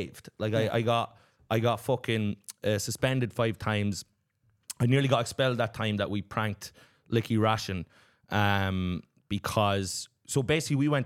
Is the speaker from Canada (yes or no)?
no; Kilkenny, Leinster, Ireland; my hometown in Kilkenny